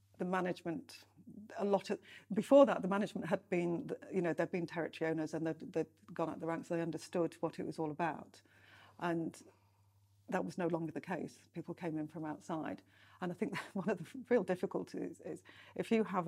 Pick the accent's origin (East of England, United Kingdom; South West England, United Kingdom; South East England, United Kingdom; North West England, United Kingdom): North West England, United Kingdom; Lancashire; moved away as an adult; also born or lived in East London; now in London, United Kingdom; I'm from Lancashire